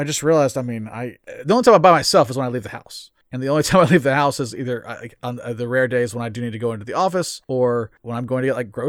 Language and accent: English; United States; we're American.